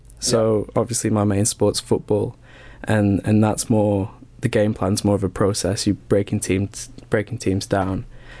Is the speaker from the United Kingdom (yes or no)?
yes; United Kingdom; I think coming from being a British football fan, yeah, it's so difficult to see, start to understand the culture of supporting a team in America.